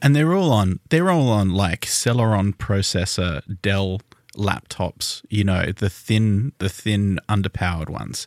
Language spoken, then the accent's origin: English; Tasmania, Australia; we are Australian, if you didn't know. We're from Tasmania.